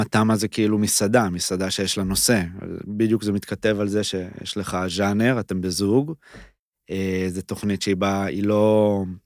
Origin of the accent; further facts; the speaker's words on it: Paran, Southern District, Israel; moved away; בעיקרון הערבה, וספציפית פארן, איפה שגדלתי